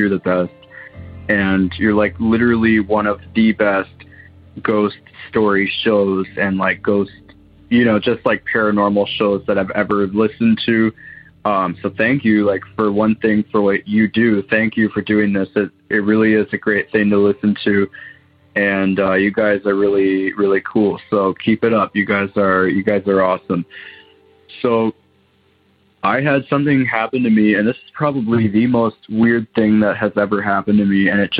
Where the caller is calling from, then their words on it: Waterloo, Ontario, Canada; I'm calling from Waterloo, Ontario, Canada.